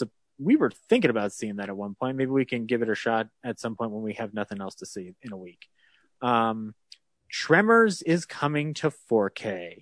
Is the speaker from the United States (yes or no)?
yes; Colorado, United States; I grew up in Colorado.